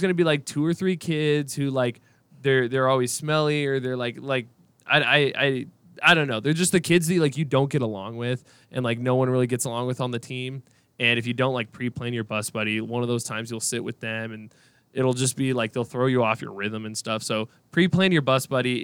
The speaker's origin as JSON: {"language": "English", "region": "Washington", "country": "United States", "moved": "as an adult", "lives_now": "Boise, United States", "said": "I'm from Washington"}